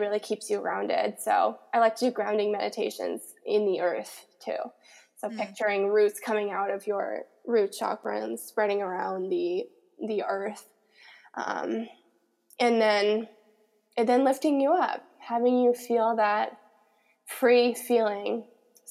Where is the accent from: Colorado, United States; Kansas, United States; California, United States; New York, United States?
Colorado, United States; now in Los Angeles, United States; growing up in Colorado, the mountain energy